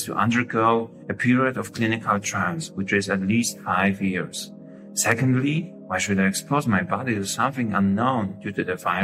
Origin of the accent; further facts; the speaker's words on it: Poland; now in Germany; I come from Poland. I work as an internist in Germany